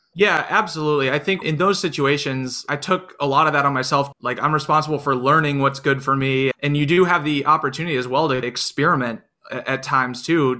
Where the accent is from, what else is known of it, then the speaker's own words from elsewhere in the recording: Iowa, United States; I grew up in Iowa, only child, with my parents